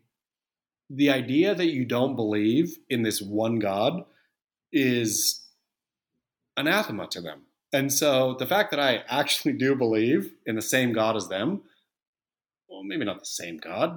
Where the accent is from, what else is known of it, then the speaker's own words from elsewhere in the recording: Oregon, United States; I grew up surfing in Oregon